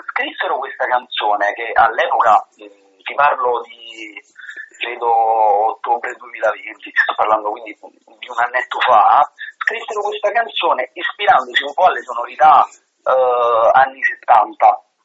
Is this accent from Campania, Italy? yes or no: yes; Caserta, Campania, Italy; born there; Siamo proprio a Caserta, Caserta.